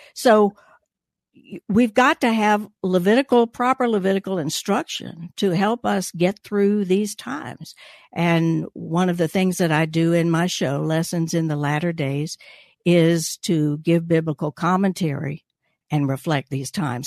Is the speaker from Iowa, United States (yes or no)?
no; Gainesville, Georgia, United States; born in Gainesville, so I'm a North Georgia